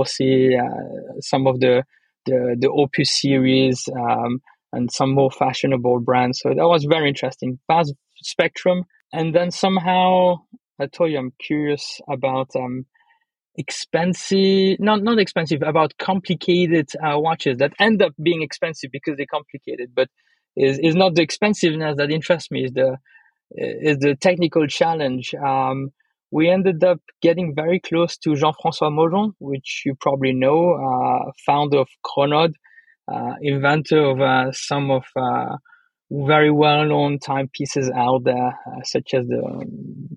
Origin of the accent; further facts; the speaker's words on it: Le Locle, Neuchâtel, Switzerland; I'm born from Spanish mother, Swiss, German, Italian father, grew up in Leloc